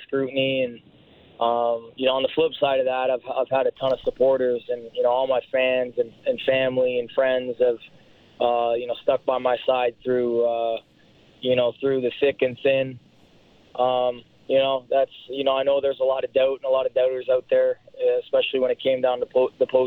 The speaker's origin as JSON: {"language": "English", "town": "London", "region": "Ontario", "country": "Canada", "tie": "born or raised there", "said": "my hometown of London, Ontario, and just share it with my community down there"}